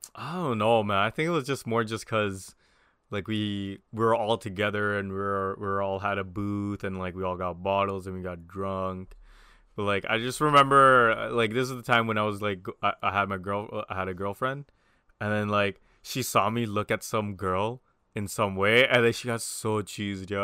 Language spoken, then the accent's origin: English; Toronto, Ontario, Canada; we're all from Scarborough.